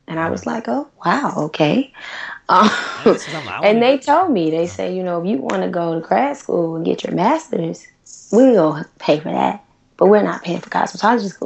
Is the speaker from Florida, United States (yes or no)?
yes; Tallahassee, Florida, United States; moved away as an adult; also born or lived in Atlanta / North Carolina; now in Los Angeles, United States; growing up in Tallahassee, which is a small college town